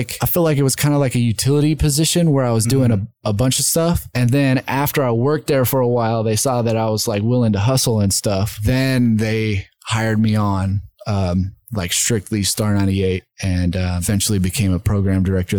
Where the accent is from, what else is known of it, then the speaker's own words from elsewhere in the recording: Goodlettsville, Tennessee, United States; moved away as an adult; also born or lived in East Idaho; now in Boise, United States; Yeah, I grew up in Nashville, Tennessee.